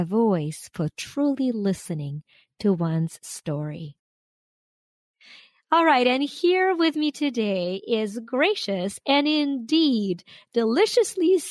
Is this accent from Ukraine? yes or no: yes; Ukraine; now in United States; I am Ukrainian-American. I was born and raised in Ukraine